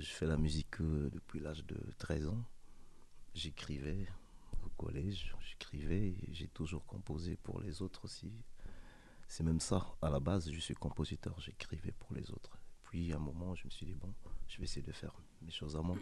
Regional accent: Pointe-Noire, Republic of the Congo; now in France; J'ai grandi au Congo, j'ai grandi dans un bas quartier à Pointe-Noire, la ville de Pointe-Noire.

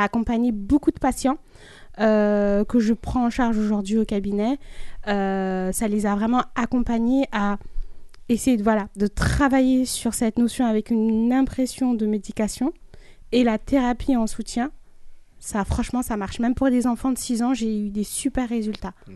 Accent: Mali; je suis malienne

